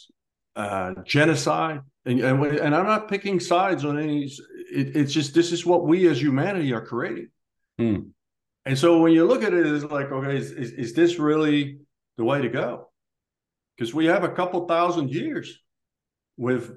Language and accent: English; Netherlands; moved away; born in Holland to these parents and grew up in this neighborhood and this house with these brothers